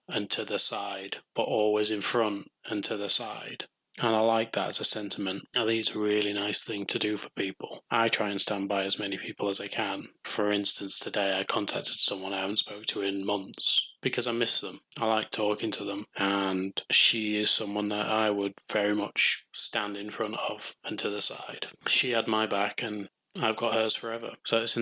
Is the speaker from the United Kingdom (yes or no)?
yes; United Kingdom